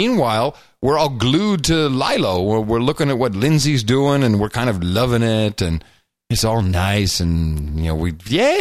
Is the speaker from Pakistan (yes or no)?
no; Netherlands; moved away; I grew up in the Netherlands.